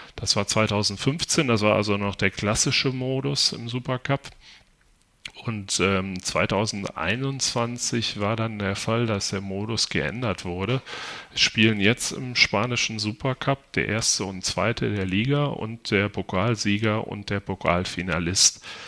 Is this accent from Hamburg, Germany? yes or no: no; Haltern region, North Rhine-Westphalia, Germany; ich komme selbst aus der Region.